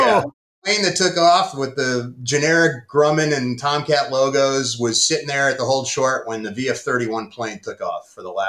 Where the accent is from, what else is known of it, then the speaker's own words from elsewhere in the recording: Pittsburgh, Pennsylvania, United States; the baseball all-star game home run derby flyover in my hometown in Pittsburgh.